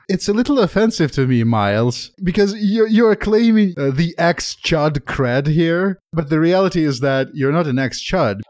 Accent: Moscow, Russia; moved away; I grew up in Moscow. I grew up during the '90s

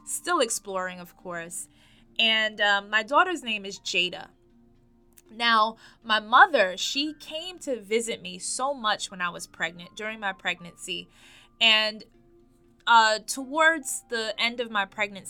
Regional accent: New York, United States; I am born and raised in New York.

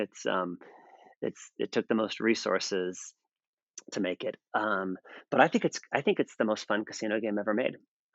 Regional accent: United States; I'm American

